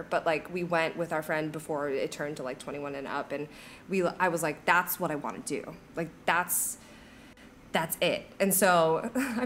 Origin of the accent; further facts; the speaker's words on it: Midwest, United States; moved away as an adult; also born or lived in London; now in Orlando, United States; I am from the Midwest.